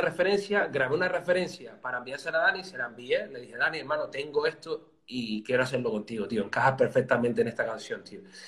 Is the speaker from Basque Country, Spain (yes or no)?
no; Telde, Canary Islands, Spain; soy de Telde, de, un, bueno, es un, eh, o sea, un barrio concretamente, Los Caserones Altos, pero una ciudad de, Gran Canaria